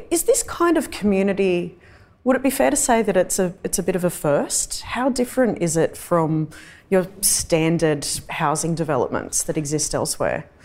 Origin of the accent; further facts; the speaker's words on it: Darug and Gundungurra country, New South Wales, Australia; I'm a Wiradjuri woman, but I was born and raised on Darug and Gundagarra country